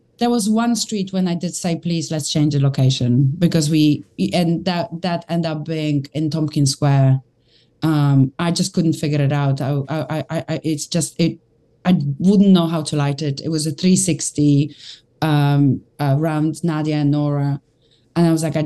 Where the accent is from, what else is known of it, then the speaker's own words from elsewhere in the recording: London, United Kingdom; As a Londoner